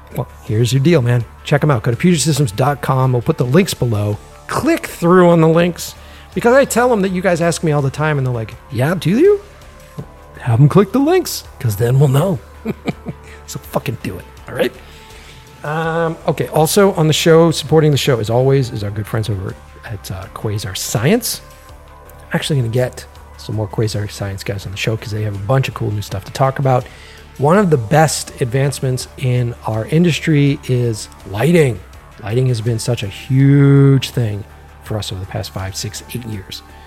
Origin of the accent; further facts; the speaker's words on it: Boston, Massachusetts, United States; moved away as an adult; now in Los Angeles, United States; I'm originally from Boston, so East Coast